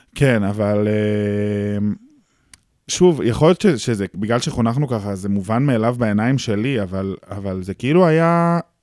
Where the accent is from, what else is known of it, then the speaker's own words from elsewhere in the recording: Tel Aviv, Tel Aviv District, Israel; זה הסביבה שגדלתי בה, זה האנשים שגדלתי ביניהם